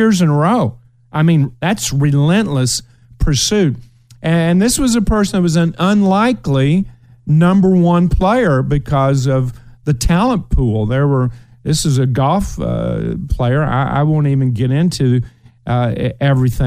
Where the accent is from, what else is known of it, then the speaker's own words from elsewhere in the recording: Ashland, Kentucky, United States; moved away; my hometown of Ashland